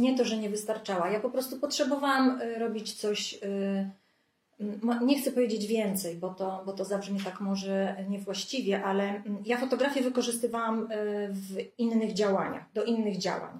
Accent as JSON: {"language": "Polish", "town": "Lubartów", "region": "Lublin Voivodeship", "country": "Poland", "said": "Pochodzę spod Lublina, z małej miejscowości Lubartu"}